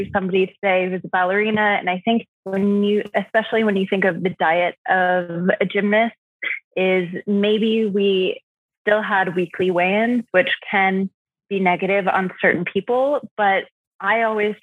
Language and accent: English; Nevada, United States; moved away as an adult; also born or lived in Texas; now in New York, United States; I grew up in Nevada in the mountains and was born in Texas, actually on a military base